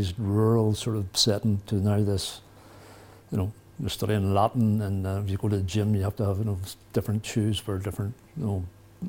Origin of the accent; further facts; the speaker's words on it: Randalstown, Northern Ireland, United Kingdom; I grew up outside Rondlestown, which is about 20 miles from here.